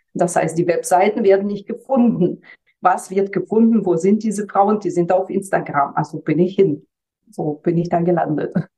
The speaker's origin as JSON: {"language": "German", "country": "Germany", "said": "bei uns in Deutschland"}